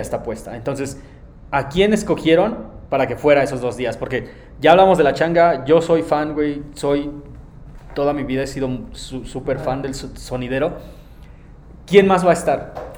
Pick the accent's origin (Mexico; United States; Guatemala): Mexico; Nezahualcóyotl, State of Mexico; yo soy de Nesa